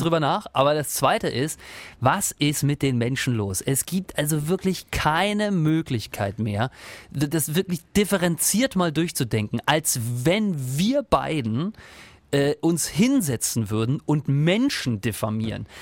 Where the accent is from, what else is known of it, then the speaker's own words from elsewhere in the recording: Northern Germany, Germany; moved away; Ich, ich komme ja nicht aus der Region und äh, komme ja eher aus Norddeutschland